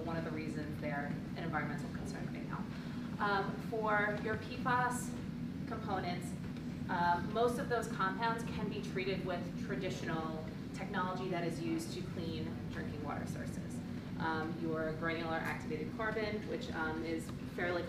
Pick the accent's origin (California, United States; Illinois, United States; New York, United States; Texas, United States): New York, United States; Huntington; I'm originally from Huntington